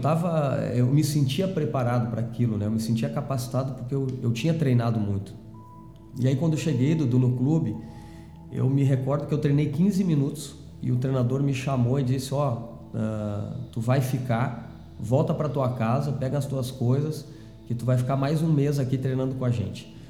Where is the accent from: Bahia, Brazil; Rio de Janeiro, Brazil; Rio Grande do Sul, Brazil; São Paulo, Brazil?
Rio Grande do Sul, Brazil; Canguçu; nasci no interior do, do estado, né? na Zona Sul, uhum. uma cidade chamada Canguçu, que fica certo. próximo a Pelotas